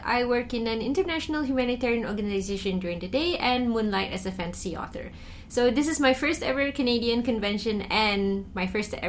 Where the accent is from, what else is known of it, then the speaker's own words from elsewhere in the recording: Malaysia; I'm from Malaysia